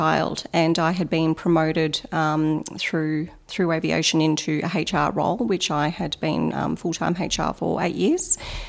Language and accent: English; Queensland, Australia; also born or lived in Melbourne, Australia / Sydney, Australia; I went to high school in Queensland, so I moved around quite a bit from Melbourne, Sydney, Queensland.